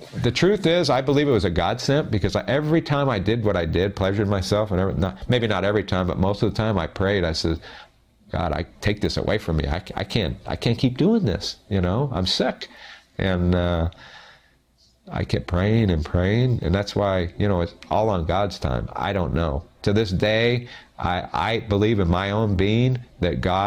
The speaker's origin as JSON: {"language": "English", "town": "South Gate", "region": "California", "country": "United States", "tie": "born or raised there", "said": "I was raised in Southgate, California"}